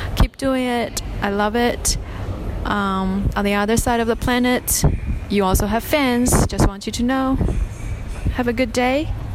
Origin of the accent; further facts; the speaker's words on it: China; English is a second language; also born or lived in Shanghai; I'm from China and I've been living in Shanghai for almost six years